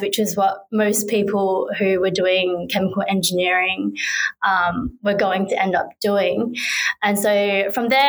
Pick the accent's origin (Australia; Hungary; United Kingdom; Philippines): Australia; Perth, Western Australia; I'm from Perth. She went to a school just around the corner from the school that I went